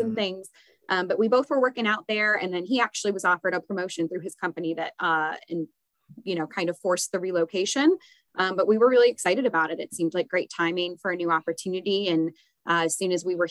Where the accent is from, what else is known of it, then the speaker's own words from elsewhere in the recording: Syracuse, New York, United States; moved away as an adult; also born or lived in Buffalo, New York; now in Wilmington, United States; I grew up in Syracuse